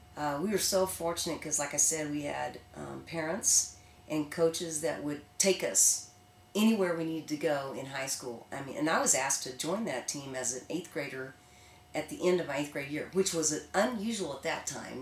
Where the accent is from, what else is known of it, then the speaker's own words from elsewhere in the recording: Bartlesville, Oklahoma, United States; I grew up in Bartlesville, Oklahoma